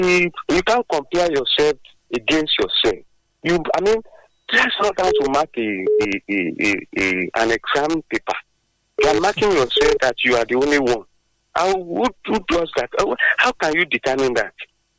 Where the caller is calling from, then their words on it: Abeokuta, Ogun State, Nigeria; from Abeokuta.